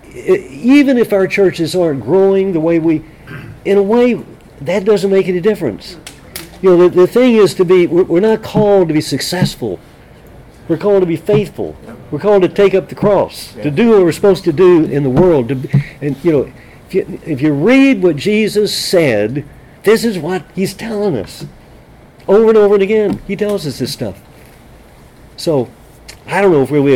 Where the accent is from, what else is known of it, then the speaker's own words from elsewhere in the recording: San Angelo, Texas, United States; when I was a kid growing up in San Angelo, Texas